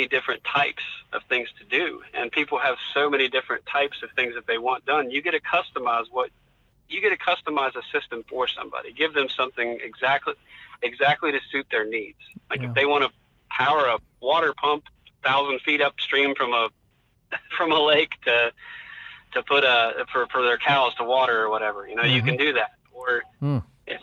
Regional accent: French Creek, West Virginia, United States; I was born on Frenchton Road in French Creek

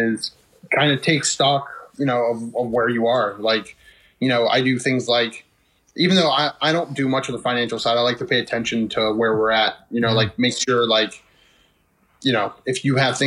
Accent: Wheeling, West Virginia, United States; also born or lived in Bridgeport, Ohio; I spent my entire childhood in Wheeling

